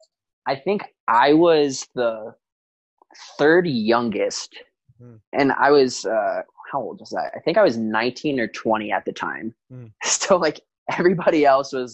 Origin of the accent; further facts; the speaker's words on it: Chicago, Illinois, United States; growing up in Chicago